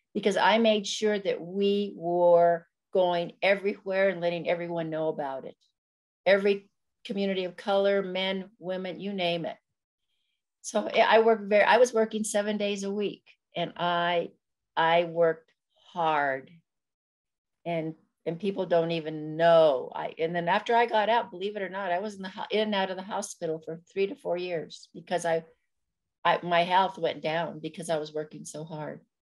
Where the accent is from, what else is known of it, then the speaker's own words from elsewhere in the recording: Corrales, New Mexico, United States; I was born and raised in a little town outside of Albuquerque, New Mexico called Corrales.